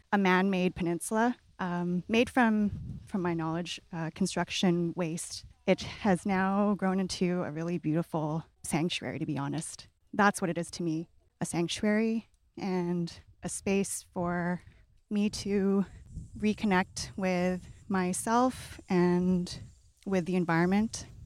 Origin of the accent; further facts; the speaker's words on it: British Columbia, Canada; growing up in the West Coast, uh, like in B C